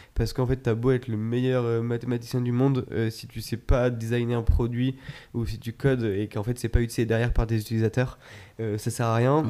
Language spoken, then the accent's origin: French; Chamonix, Auvergne-Rhône-Alpes, France; moved away; je viens de, de Chamonix à la base